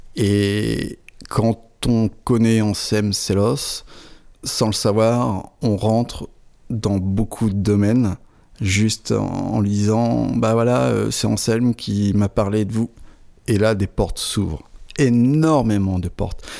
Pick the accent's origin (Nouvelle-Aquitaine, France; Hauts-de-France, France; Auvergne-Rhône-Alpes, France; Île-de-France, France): Hauts-de-France, France; Fontaine-lès-Vervins; moved away as an adult; also born or lived in Avize, Champagne; Je suis originaire d'un petit village de l'Aisne à Fontaine-les-Vervins, entre, on va dire, Hirson, euh, euh, et Lan, très proche de la frontière belge.